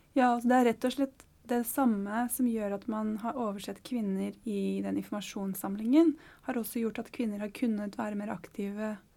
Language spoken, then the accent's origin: Norwegian; Oslo, Norway; Jeg vokste faktisk opp i Sørkedalen.